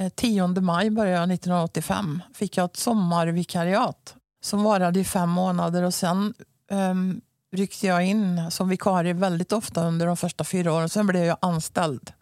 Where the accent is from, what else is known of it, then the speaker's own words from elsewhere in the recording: Mariestad, Västra Götaland, Sweden; accent: västgötska; moved away as an adult; also born or lived in Helsingborg; Jag är ju född och uppvuxen i Mariestad och nu ja. bor jag ju där igen så västgötskan